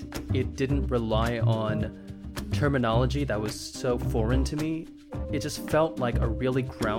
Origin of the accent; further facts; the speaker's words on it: Lafayette, Louisiana, United States; also born or lived in Houston, Texas; I'm a Raging Cajun Asian. I'm born and raised in Lafayette, Louisiana.